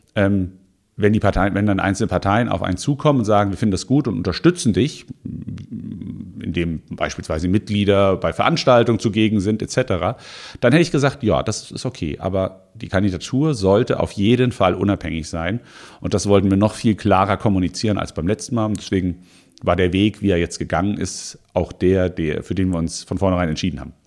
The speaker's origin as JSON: {"language": "German", "area": "Offenbach district, Frankfurt area", "region": "Hesse", "country": "Germany", "tie": "born or raised there", "moved": "yes", "lives_now": "Mainz, Germany", "said": "ich bin im, äh, im Raum äh, Frankfurt aufgewachsen, im Kreis Offenbach fairerweise."}